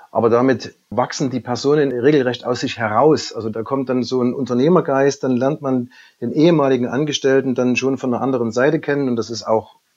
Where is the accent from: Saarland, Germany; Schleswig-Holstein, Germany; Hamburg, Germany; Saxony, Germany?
Saxony, Germany; Gerade für mich als Sachse war es am Anfang nicht ganz einfach einzuschätzen, wie funktioniert so eine Übernahme im hohen Norden